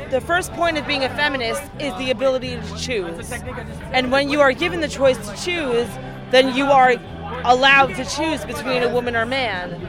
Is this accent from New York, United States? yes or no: yes; Brooklyn, New York, United States; also born or lived in Bangladesh; I was born in Bangladesh. I American citizen. I grew up in Brooklyn.